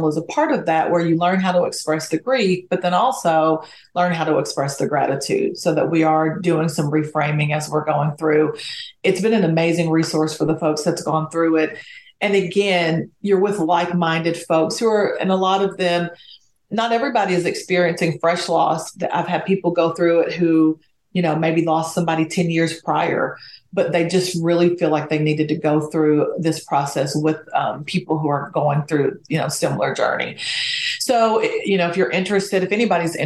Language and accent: English; Hazard, Kentucky, United States; moved away; I'm from Appalachia, little town in Kentucky called Hazard that probably nobody's heard